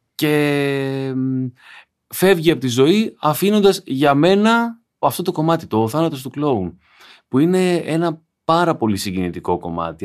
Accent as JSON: {"language": "Greek", "town": "Igoumenitsa", "region": "Epirus", "country": "Greece", "tie": "born or raised there", "said": "Εγώ μεγάλωσα σούπα στην Ιγουμενίτσα"}